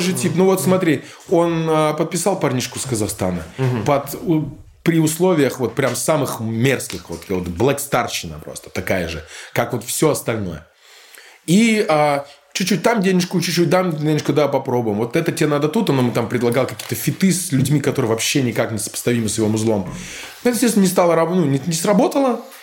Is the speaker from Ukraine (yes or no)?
no; Bamberg, Bavaria, Germany; moved away; also born or lived in Berlin; я вырос а, в Бамберге, рядом была казарма